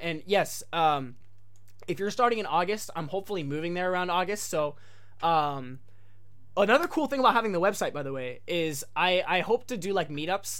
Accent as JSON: {"language": "English", "country": "United States", "also_born_or_lived": "Japan", "moved": "as an adult", "said": "me coming as an American, which was kind of a rarity"}